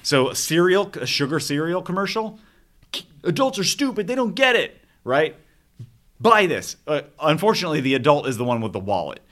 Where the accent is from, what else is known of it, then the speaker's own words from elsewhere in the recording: Arizona, United States; I grew up in Arizona.